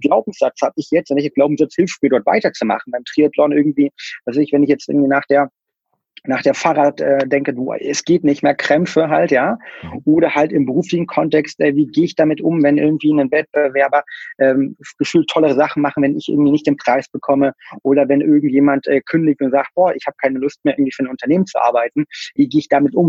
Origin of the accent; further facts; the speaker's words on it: near Kassel, Hesse, Germany; Ich bin in der Mitte von Deutschland aufgewachsen, ähm, im schönen ähm, ja, Bad Arolf, beziehungsweise in der Nähe von Kassel